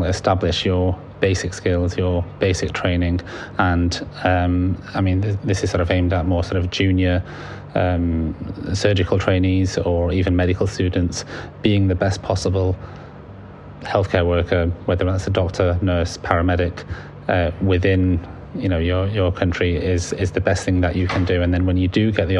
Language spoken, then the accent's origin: English; Manchester, North West England, United Kingdom; also born or lived in Libya; in Manchester, in my hometown